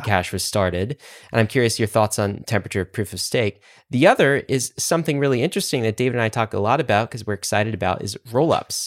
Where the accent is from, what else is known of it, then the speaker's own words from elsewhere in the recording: United States; as an American